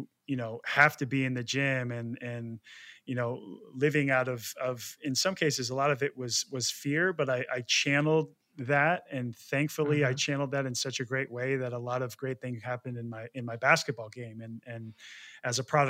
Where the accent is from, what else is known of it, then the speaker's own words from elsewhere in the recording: right outside of Portland, Oregon, United States; I grew up in right outside of Portland, Oregon